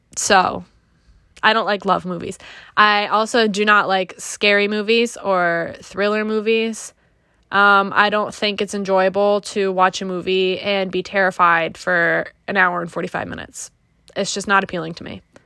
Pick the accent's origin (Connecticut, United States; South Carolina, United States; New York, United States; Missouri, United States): Connecticut, United States; Griswold; I'm from Greasehold, Connecticut, which is a very small town, um, right next to the Rhode Island border, pretty close to Mystic